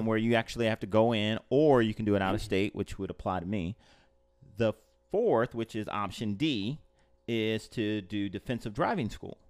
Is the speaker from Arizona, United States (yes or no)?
no; Los Angeles, California, United States; now in Orlando, United States; I grew up in Los Angeles